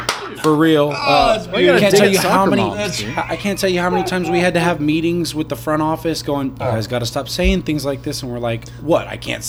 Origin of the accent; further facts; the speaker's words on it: California, United States; moved away; I grew up in California, and he was actually from where I was from.